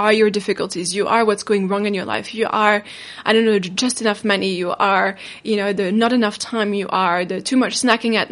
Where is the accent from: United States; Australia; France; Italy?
France; now in New Zealand; I come from France, but I live in New Zealand